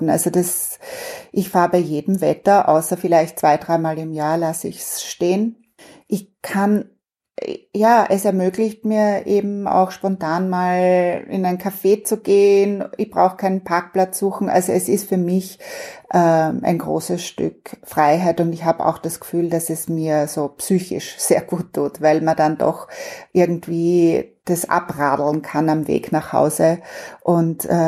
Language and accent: German; Vienna, Austria; ich bin ja Wienerin äh, ursprünglich und ich bin als Kind überhaupt nicht Rad gefahren.